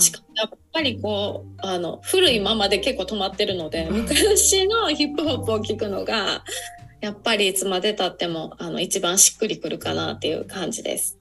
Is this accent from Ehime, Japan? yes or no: no; Osaka, Japan; 私の地元、本当にすごい田舎の方なので